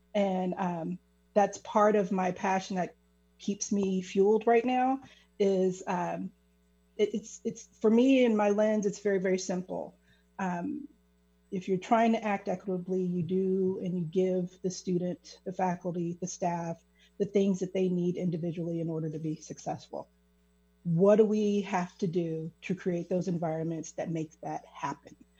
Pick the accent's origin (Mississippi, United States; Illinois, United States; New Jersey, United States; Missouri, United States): Missouri, United States; Kansas City; I'm originally from Kansas City, Missouri. So that is a hyper segregated city. And uh, just growing up, it, you're very, very aware of race